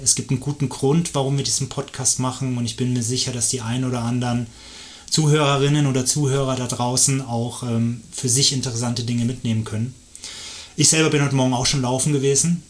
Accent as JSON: {"language": "German", "town": "Erlangen", "region": "Bavaria", "country": "Germany", "tie": "born or raised there", "moved": "as an adult", "lives_now": "Lenzburg, Switzerland", "said": "Ich bin in Deutschland geboren"}